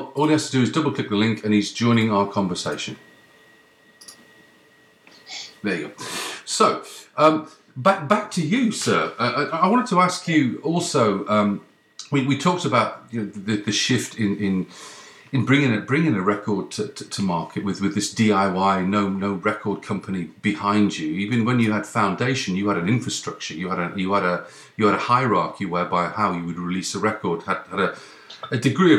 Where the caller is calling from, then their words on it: Ottawa, Ontario, Canada; I'm ringing from Canada. I'm ringing from the east coast of Canada, the capital, Ottawa.